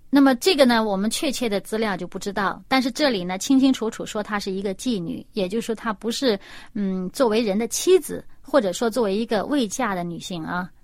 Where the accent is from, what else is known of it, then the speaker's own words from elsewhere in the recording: China; 我们中国人